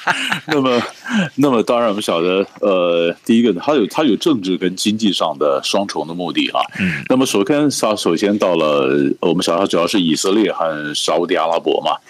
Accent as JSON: {"language": "Chinese", "country": "Taiwan", "said": "就我们台湾人常讲的方法，讲说法，这就是带着钢盔往前冲啊！"}